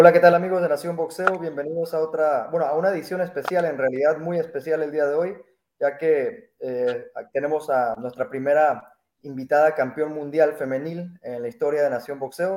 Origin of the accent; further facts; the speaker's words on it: Mexico; Yo como mexicano